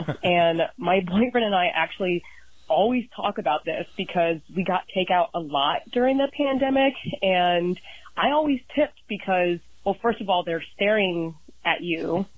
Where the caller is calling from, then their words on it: Columbus, Ohio, United States; I'm calling in from Columbus, Ohio.